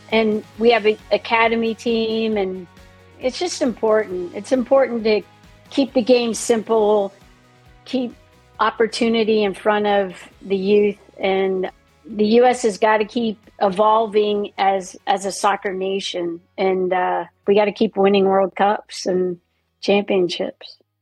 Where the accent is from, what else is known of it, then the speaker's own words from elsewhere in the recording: Florida, United States; I grew up in Florida.